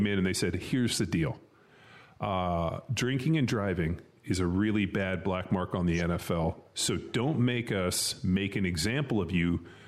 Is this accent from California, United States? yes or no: yes; California, United States; moved away; I'm from California